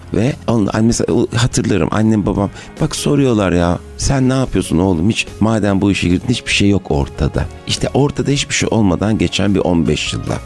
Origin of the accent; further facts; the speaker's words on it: Ankara, Turkey; Ben Ankara'da doğdum büyüdüm.